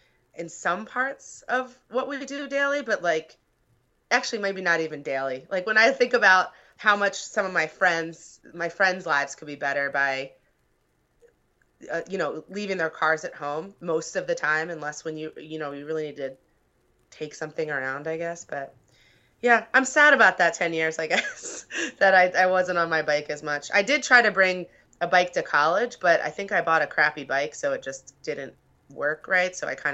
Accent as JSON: {"language": "English", "region": "Pennsylvania", "country": "United States", "lives_now": "Chicago, United States", "said": "And I was from Pennsylvania. So riding to school in the suburbs, the way that I would have gone wasn't safe."}